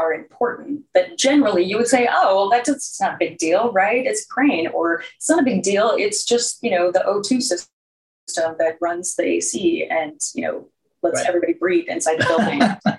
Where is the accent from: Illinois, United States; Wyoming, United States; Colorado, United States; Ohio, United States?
Illinois, United States; Chicago; Okay, I'm from Chicago, and Yahtzee is like an every night thing.